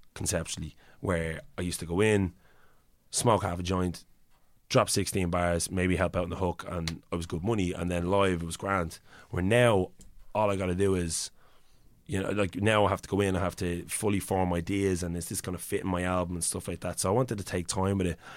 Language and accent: English; Ireland; accent: Irish; in my own accent